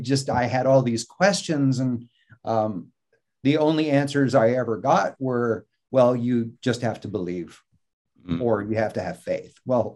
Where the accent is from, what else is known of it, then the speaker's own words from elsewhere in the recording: Mississippi, United States; born there; The only reason I was born in Mississippi was because my dad was in seminary in New Orleans.